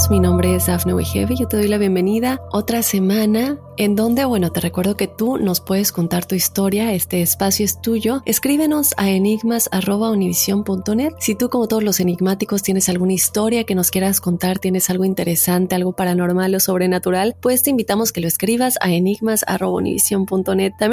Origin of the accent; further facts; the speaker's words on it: Peru; now in United States; Soy de Perú, actualmente radico en los Estados Unidos, pero quisiera contarte mi caso cuando estaba en Perú.